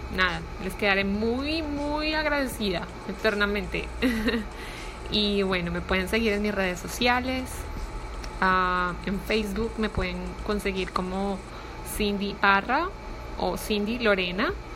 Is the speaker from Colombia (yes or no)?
yes; Colombia; now in Miami, United States; soy colombiana, vivo en Miami